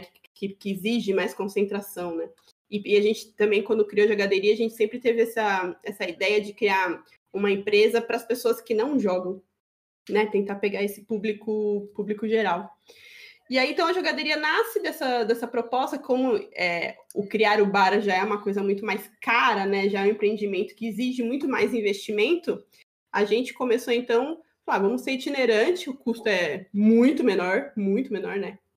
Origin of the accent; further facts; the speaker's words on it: Greater São Paulo, Brazil; moved away as an adult; now in Florianópolis, Brazil; Somos paulistas do interior, é da Grande São Paulo